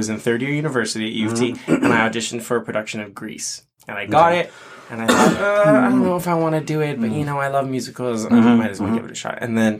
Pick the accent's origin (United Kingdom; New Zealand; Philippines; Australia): Philippines; so I'm Filipino and that show is iconic for Filipinos because so many Filipino performers get to perform.